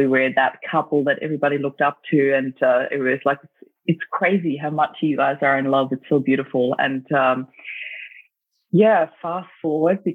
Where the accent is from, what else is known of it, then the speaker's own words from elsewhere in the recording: Austria; moved away as an adult; also born or lived in Germany; now in Australia; I grew up in Austria and lived in Germany for about 7 years as well, then back to Austria. And then I moved to Australia for good in 2004